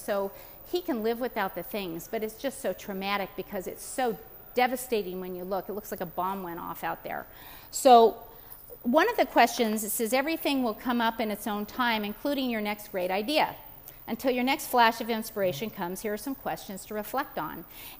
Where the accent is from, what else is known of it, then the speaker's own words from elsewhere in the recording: California, United States; moved away; because I was from California, I moved out here about 2.5 years ago